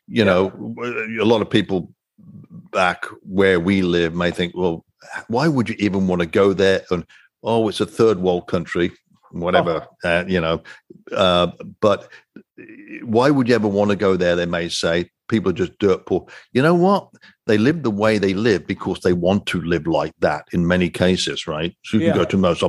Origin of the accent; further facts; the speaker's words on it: United Kingdom; I'm a Brit